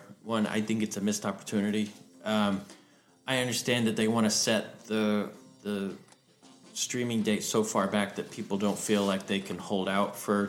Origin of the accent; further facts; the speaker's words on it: Tennessee, United States; now in New York City, United States; where I grew up in Tennessee.